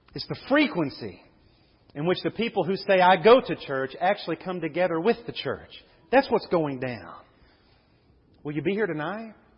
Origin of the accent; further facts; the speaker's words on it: United States; growing up in Levy